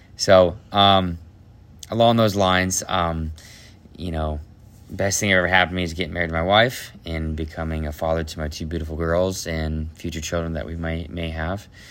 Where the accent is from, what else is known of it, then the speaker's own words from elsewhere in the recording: Ohio, United States; from Ohio, I am the youngest of eight children